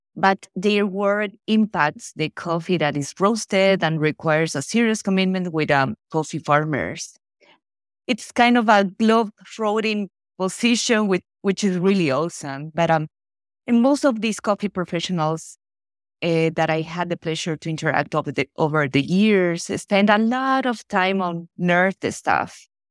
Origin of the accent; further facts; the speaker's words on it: Ecuador; moved away as an adult; now in Florida, United States; I was born and raised in Ecuador, and I'm based in, uh, Florida, U S